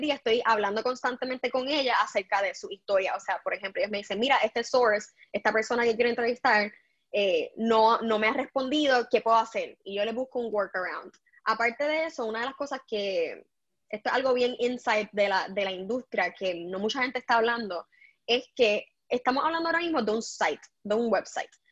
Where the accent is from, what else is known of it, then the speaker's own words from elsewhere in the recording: Puerto Rico; moved away; yo soy puertorriqueña